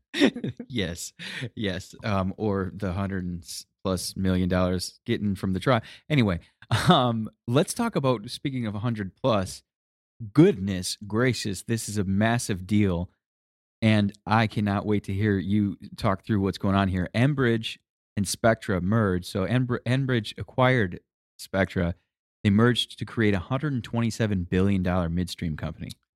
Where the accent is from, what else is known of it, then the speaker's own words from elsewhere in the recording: Michigan, United States; I'm from Michigan, Detroit cars